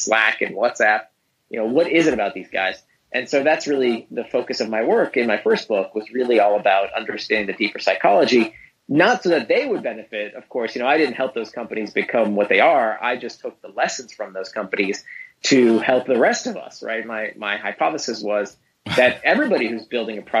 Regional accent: Orlando, Florida, United States; also born or lived in Israel; I grew up in Orlando. I was born in Israel.

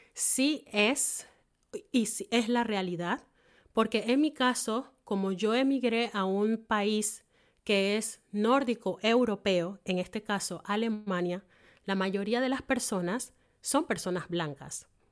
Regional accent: Panama; now in Germany; en mi caso, soy panameña

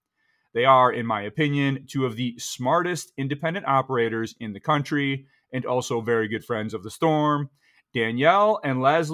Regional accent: New York, United States; moved away; I'm your host … back to my home state of New York today

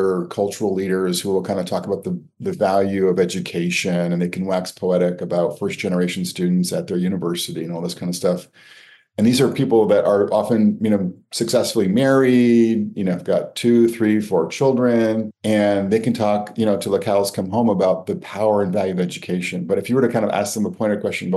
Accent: Connecticut, United States; growing up in Connecticut

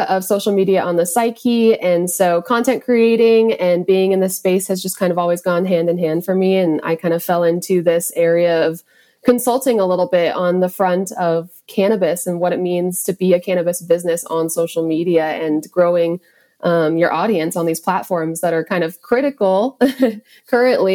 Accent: Montana, United States; growing up in Montana

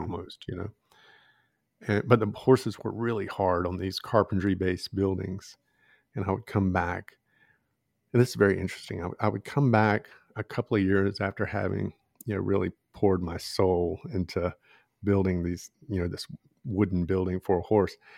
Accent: Georgia, United States; I'm from the South, you know, grew up in Georgia

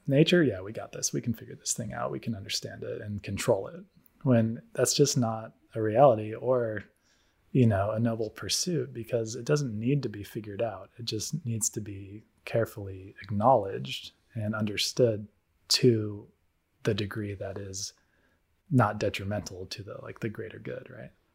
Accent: United States; moved away; growing up in the States

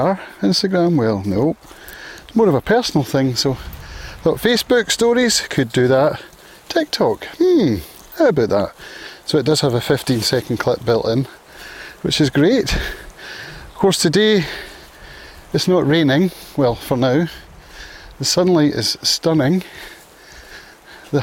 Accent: Prestwick, Scotland, United Kingdom; now in Isle of Arran, United Kingdom; Prestwick apparently, which is my hometown

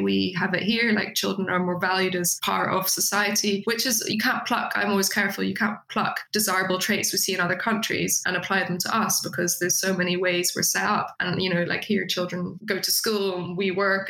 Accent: Netherlands; now in United Kingdom; I'm from the Netherlands originally

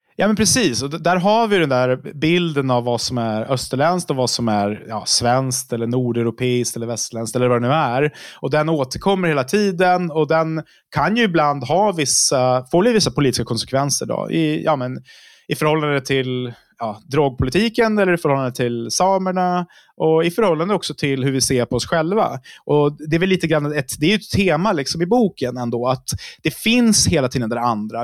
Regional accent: Uppsala, Uppsala County, Sweden; Jag kommer från Uppsala

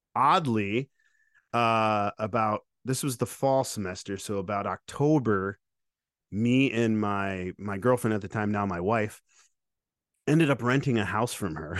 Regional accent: Lake Odessa, Michigan, United States; moved away; also born or lived in Grand Rapids, Michigan; I grew up in Lake Odessa, which was a very rural town

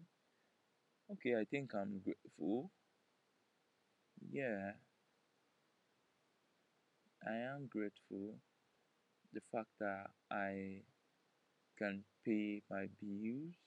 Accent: Nigeria; I'm a Nigerian

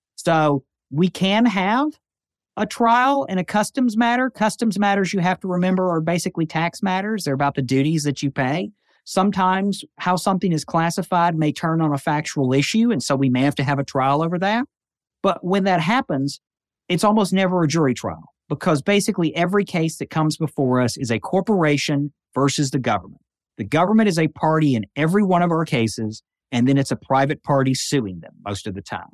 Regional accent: Union City, Tennessee, United States; moved away; the people I grew up with in Union City, Tennessee.

